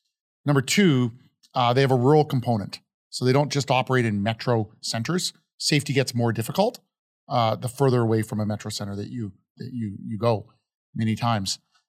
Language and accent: English; Calgary, Alberta, Canada; now in United States; So certainly we grew up in Calgary, right?